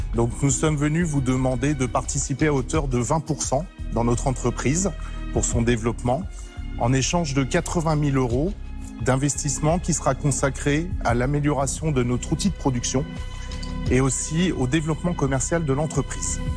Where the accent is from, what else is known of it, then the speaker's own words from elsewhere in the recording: Saint-Lô, Normandy, France; Comme Julie, nous venons de Saint-Lô en Normandie